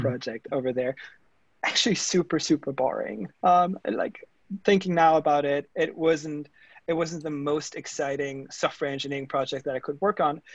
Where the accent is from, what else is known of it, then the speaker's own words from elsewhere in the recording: Germany; accent: German; English is a second language; moved away; you guys might hear from my accent and you know giving it all away like uh, i am that german engineer that I grew up in germany in small town